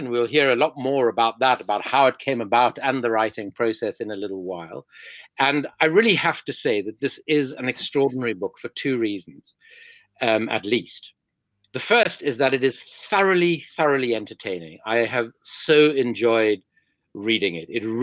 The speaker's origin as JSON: {"language": "English", "town": "Cape Town", "region": "Western Cape", "country": "South Africa", "moved": "yes", "lives_now": "London, United Kingdom", "said": "I am from Cape Town, but I am in London, which is where I live and where I'm joining you from today"}